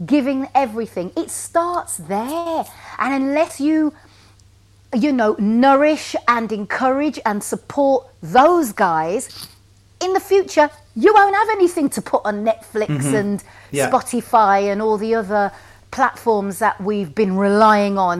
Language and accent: English; Wolverhampton, West Midlands, United Kingdom; moved away as an adult; now in London, United Kingdom; from Wolverhampton